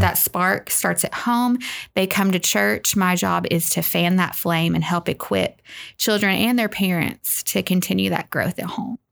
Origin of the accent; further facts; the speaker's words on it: North Little Rock, Arkansas, United States; moved away; I grew up in North Little Rock, Arkansas